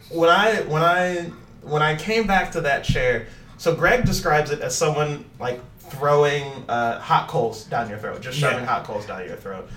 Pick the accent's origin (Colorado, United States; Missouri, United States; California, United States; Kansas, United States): Missouri, United States; St. Louis; moved away; I'm from St. Louis.